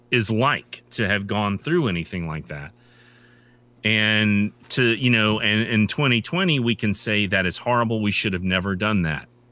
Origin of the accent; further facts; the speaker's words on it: United States; also born or lived in Japan; as an American